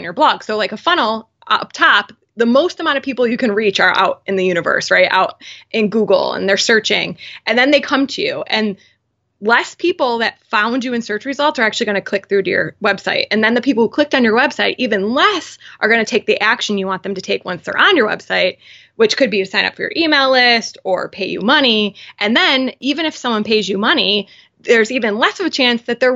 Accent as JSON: {"language": "English", "town": "Buffalo", "region": "New York", "country": "United States", "said": "I'm from Buffalo"}